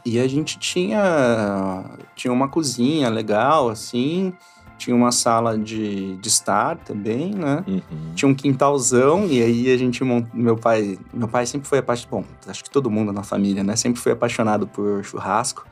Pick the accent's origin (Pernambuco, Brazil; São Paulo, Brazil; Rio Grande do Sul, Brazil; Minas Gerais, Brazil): São Paulo, Brazil; Matão; born or raised there; now in São Paulo, Brazil